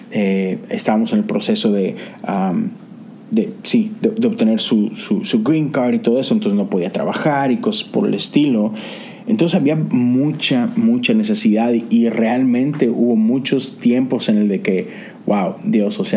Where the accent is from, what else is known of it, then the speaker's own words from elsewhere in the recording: Mexico; now in Houston, United States; nosotros nos mudamos de México para Houston hace cerca ya de 10 años y déjame decirte que no fue una transición sencilla para nada.